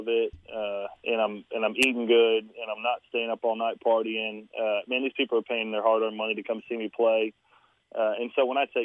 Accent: Lake Conroe, Texas, United States; I grew up on Lake Conroe, and then my family had some property on the San Jacinto River

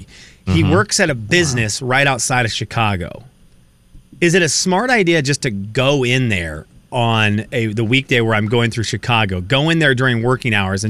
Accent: Venezuela; moved away; So Kenny and I grew up in Venezuela. We grew up in we went to a very small school, and we were classmates.

